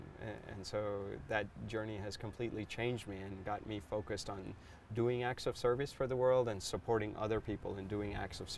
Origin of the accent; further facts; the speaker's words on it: California, United States; I come from the Silicon Valley.